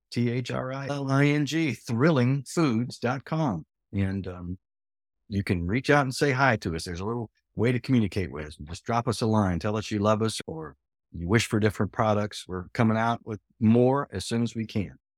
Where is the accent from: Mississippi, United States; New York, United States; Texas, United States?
Texas, United States; I did have a meat-centric past as a Texan